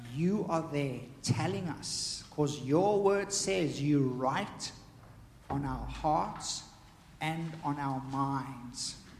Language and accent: English; South Africa; me growing up in South Africa